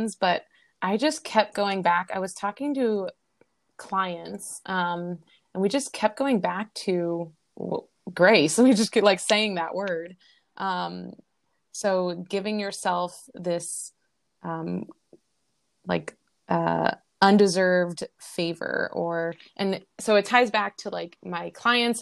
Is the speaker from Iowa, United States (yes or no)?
no; Boston, Massachusetts, United States; moved away as an adult; also born or lived in Long Beach, California; now in Hawaii, United States; I was born and raised in Boston, or outside of Boston